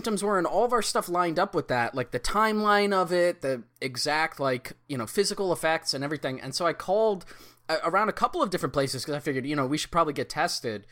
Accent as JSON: {"language": "English", "region": "New York", "country": "United States", "moved": "yes", "lives_now": "Philadelphia, United States", "said": "we live in Philadelphia, but I'm originally from New York"}